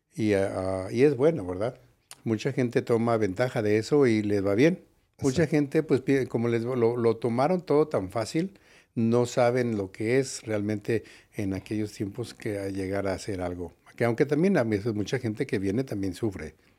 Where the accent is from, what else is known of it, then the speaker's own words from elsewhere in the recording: Mexico City, Mexico; moved away as an adult; also born or lived in San Diego, United States; now in Las Vegas, United States; soy de la Ciudad de México originalmente.